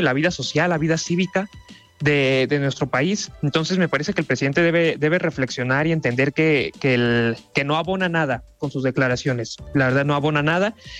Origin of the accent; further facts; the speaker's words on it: Mexico; como mexicanos